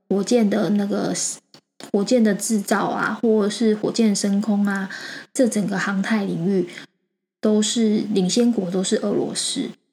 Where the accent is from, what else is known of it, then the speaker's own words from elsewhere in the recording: Taiwan; 我们台湾人啊，还蛮害怕失败的